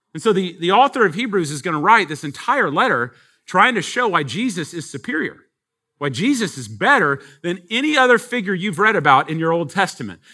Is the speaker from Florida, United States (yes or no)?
no; Texas, United States; we're from Texas. Um, we're out of town here, first time